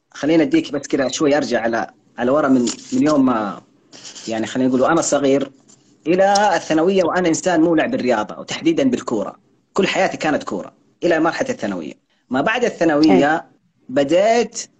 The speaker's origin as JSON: {"language": "Arabic", "region": "Hadhramaut", "country": "Yemen", "said": "انا انا انا حضرمي في بهذه الطريقه"}